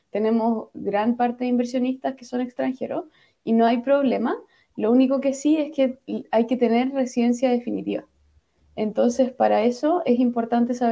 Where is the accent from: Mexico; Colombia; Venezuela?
Venezuela; soy venezolana, tengo tres años con la misma empresa, pero estoy en espera de visa.